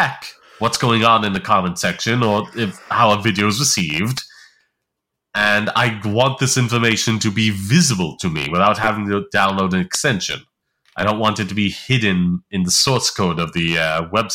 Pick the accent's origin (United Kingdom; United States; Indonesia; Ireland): Ireland; I'm Irish